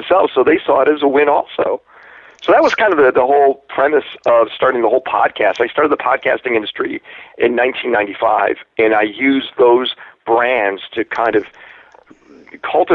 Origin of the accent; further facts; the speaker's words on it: Chicago, Illinois, United States; now in Los Angeles, United States; I'm from Chicago